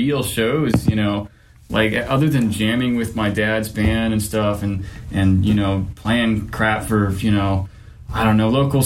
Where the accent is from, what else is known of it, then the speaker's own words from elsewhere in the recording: Dripping Springs, Texas, United States; I grew up out in Dripping Springs, and that's west of Texas